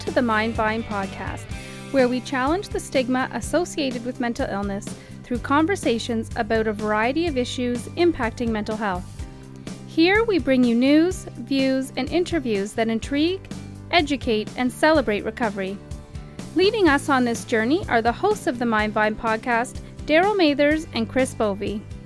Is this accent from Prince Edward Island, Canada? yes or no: yes; Prince Edward Island, Canada; moved away as an adult; now in Toronto, Canada; I'm from Prince Edward Island, and I moved to Toronto when I was 19, which was 10 years ago